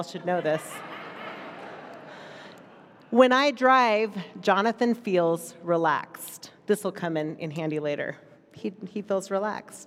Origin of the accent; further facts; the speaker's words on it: United States; being an American in this country